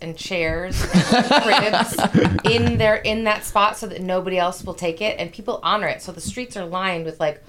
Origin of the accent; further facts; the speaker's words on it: La Grange, Illinois, United States; now in Denver, United States; I grew up in the burbs of Chicago.